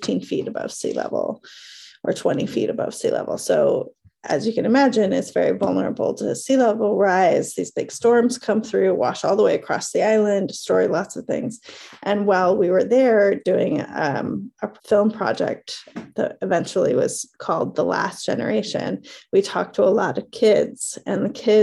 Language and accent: English; Chico, California, United States; from a town called Chico, California, which is in Northern California